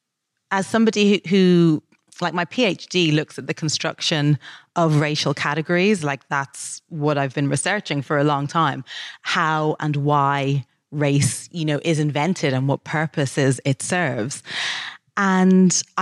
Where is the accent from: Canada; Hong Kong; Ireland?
Ireland; Dublin, Leinster; moved away as an adult; When I was growing up in Dublin